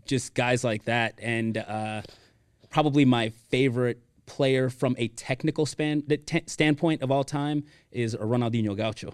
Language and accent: English; Miami, Florida, United States; moved away as an adult; also born or lived in Weston, Florida; now in Texas, United States; born and raised in Miami, Florida